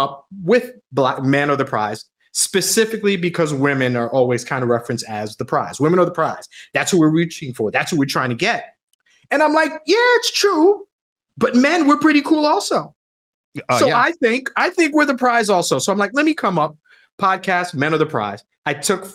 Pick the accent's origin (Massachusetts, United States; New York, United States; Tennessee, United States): New York, United States; Long Island; moved away; I grew up in Long Island